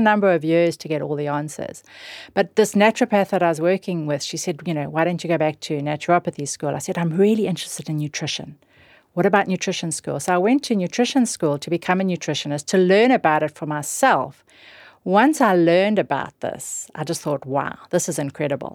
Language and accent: English; South Africa; moved away; growing up in South Africa